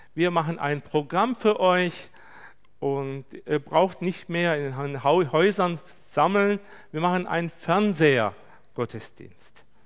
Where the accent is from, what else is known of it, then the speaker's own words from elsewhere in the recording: Turkey; bei uns in der Türkei